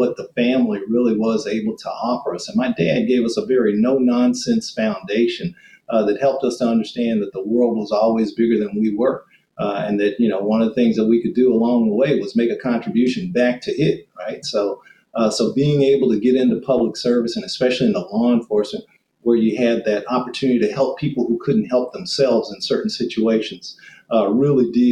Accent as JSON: {"language": "English", "town": "Fort Worth", "region": "Texas", "country": "United States", "tie": "born or raised there", "moved": "yes", "said": "I grew up in a small Black community there on the west side of Fort Worth, Texas"}